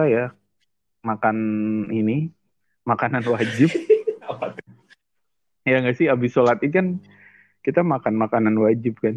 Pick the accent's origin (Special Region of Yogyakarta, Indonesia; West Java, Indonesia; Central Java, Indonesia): West Java, Indonesia; Indramayu; apalagi di daerah gua kan panjang tuh Indramayu itu panjang iya. bro dari ujung ke ujungnya